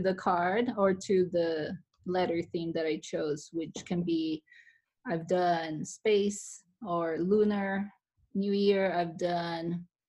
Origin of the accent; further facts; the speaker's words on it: Brazil; now in Las Vegas, United States; I'm from Brazil.